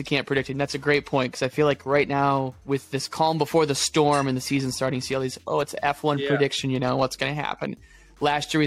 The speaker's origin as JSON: {"language": "English", "country": "United States", "said": "an American"}